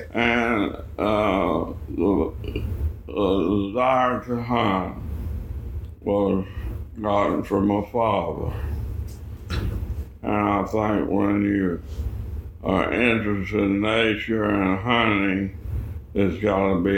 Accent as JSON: {"language": "English", "town": "Franklin", "region": "Georgia", "country": "United States", "tie": "born or raised there", "also_born_or_lived": "Kentucky", "said": "So I moved to Georgia in 1936, 2 years old, to Franklin, Georgia."}